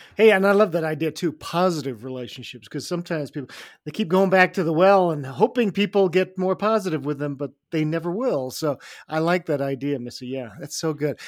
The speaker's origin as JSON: {"language": "English", "country": "Canada", "tie": "born or raised there", "also_born_or_lived": "England", "said": "I was born in England and then grew up in Canada"}